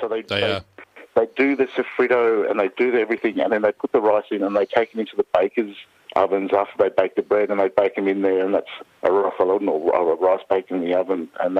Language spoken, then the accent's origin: English; Barcelona, Catalonia, Spain; also born or lived in Cordoba, Andalusia (family); now in Australia; I was born in Barcelona, but my family's from the south in Cordoba, which is in Andalusia.